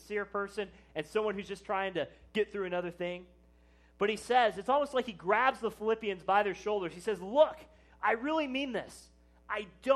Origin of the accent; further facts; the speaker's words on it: Plattsburg, Missouri, United States; I was from Plattsburgh